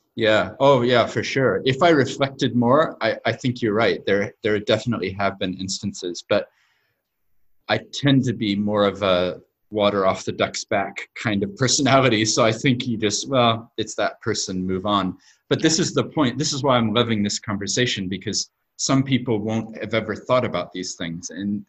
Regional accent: New Zealand; also born or lived in United States; I was born in America. Actually, moved to New Zealand when I was seven, so right. my accent isn't actually very accurate.

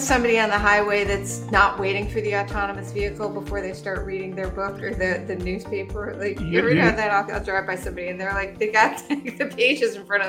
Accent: New England, United States; I'm from New England, and I think we had, I heard you hear things, right?

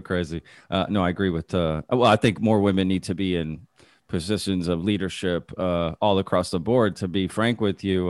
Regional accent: Dallas, Texas, United States; now in Austin, United States; I grew up in Dallas

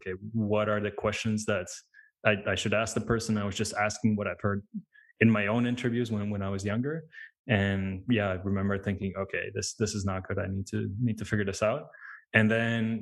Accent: Latvia; now in United Kingdom; I'm originally from Latvia. It's a small country in Eastern Europe

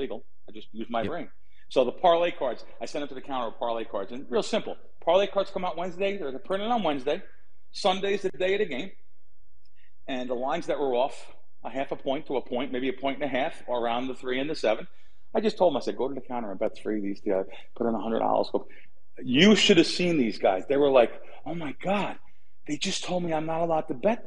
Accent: United States; moved away; we're coming in from New York and back east, New Jersey

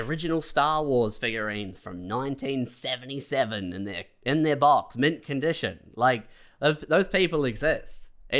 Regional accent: Christchurch, Canterbury, New Zealand; moved away; also born or lived in Canada; When I moved from Christchurch to Canada

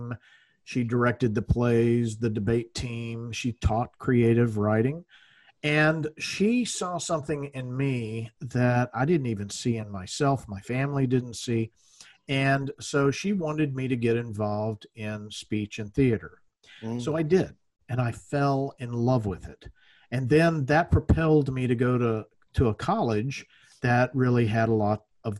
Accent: Louisiana, United States; moved away; I'm from the South originally. I'm from Louisiana

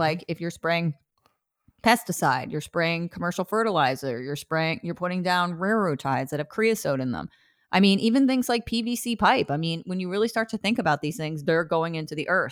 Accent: New Jersey, United States; now in Portland, United States; I'm from New Jersey. We have the best

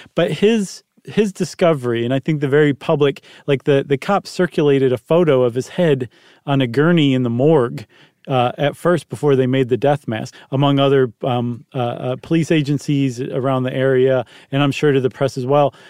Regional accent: Toledo, Ohio, United States; I'm from Toledo.

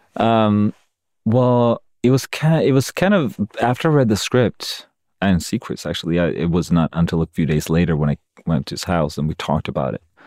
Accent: Sweden; moved away as an adult; now in United States; when I'm in Sweden, my home country

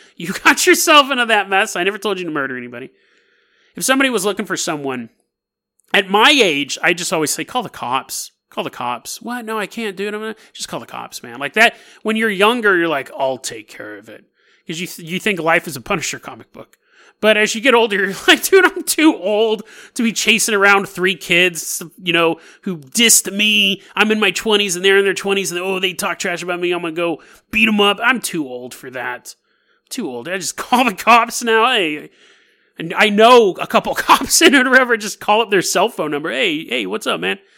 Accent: Sacramento, California, United States; I grew up in Sacramento

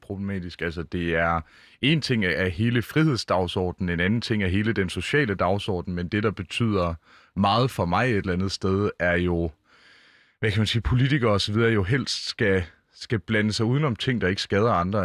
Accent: Mårslet, Central Denmark Region, Denmark; now in Copenhagen, Denmark; i Morslet, hvor jeg voksede op

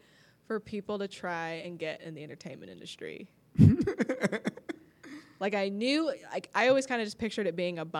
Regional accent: Orange County, California, United States; now in Los Angeles, United States; I grew up in Orange County, so going to LA was always like a treat

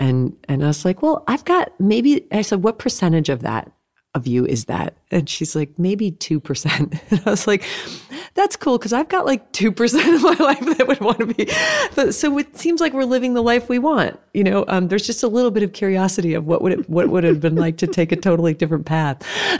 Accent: Massachusetts, United States; I grew up in New England and in the Berkshires. It's really, really pretty there.

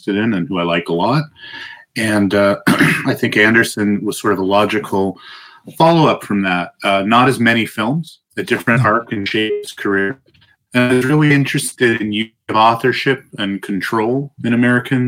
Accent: Toronto, Ontario, Canada; I'm from Toronto, but we call it Toronto.

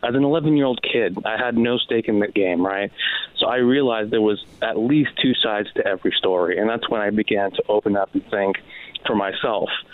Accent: San Diego, California, United States; also born or lived in Gaza; I was born and raised in East County

